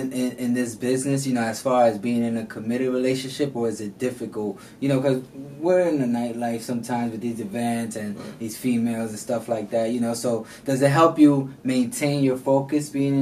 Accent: New York City, New York, United States; I grew up in the South Bronx, and it was like a lot of violence, drugs, and all that.

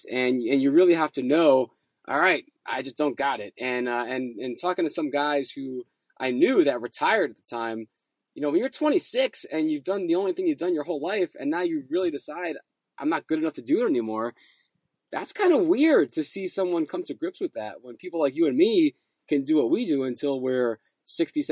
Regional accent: New Jersey, United States; I grew up in Central Jersey

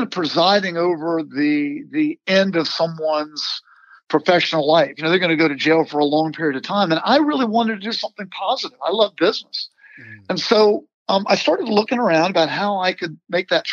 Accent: Virginia, United States; I grew up in Virginia

